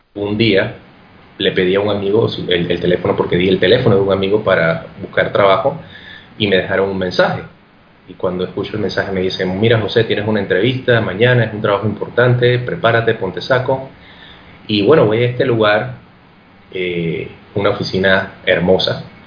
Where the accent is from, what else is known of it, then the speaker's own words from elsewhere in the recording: Panama; moved away; yo soy de Panamá